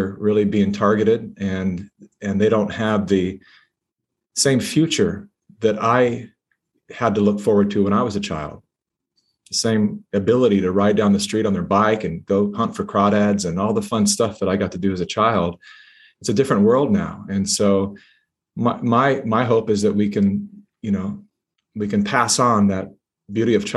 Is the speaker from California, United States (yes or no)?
yes; Sacramento, California, United States; moved away as an adult; also born or lived in Hollywood; my hometown of Sacramento, California